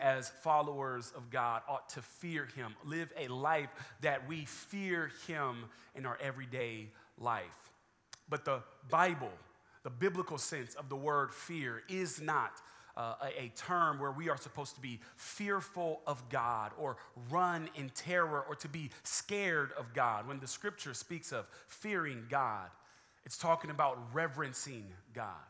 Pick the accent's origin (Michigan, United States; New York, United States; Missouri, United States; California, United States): California, United States; also born or lived in Atlanta, Georgia; now in San Antonio, United States; Originally from California, born, raised there, moved to Atlanta, Georgia, was there for 6 years, and then now I reside in the great state of Texas